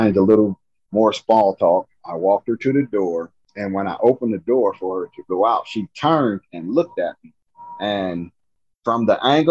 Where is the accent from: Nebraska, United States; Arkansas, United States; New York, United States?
Nebraska, United States; I'm from Nebraska